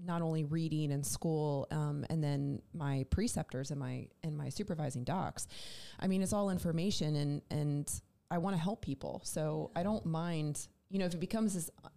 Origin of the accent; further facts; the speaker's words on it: New Jersey, United States; moved away as an adult; also born or lived in Raleigh, North Carolina; now in Charlotte, United States; I'm originally actually from South Jersey